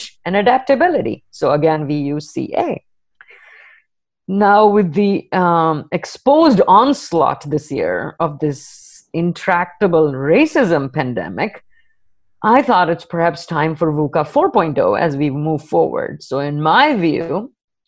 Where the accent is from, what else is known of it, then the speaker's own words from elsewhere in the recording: India; moved away; an Indian woman with an accent